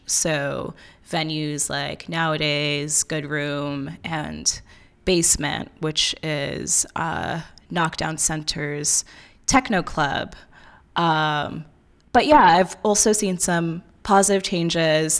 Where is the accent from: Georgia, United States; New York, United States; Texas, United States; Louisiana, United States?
New York, United States; also born or lived in Ohio; I'm from New York, but I went to undergrad in Ohio